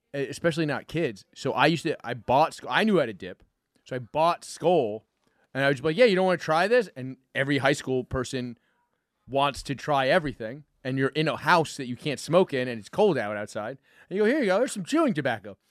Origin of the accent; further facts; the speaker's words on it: New York, United States; me as a New Yorker